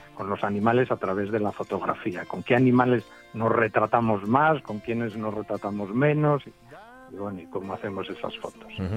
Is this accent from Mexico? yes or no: no; Cangas del Narcea, Asturias, Spain; also born or lived in Gijón; soy de Cangas del Narcea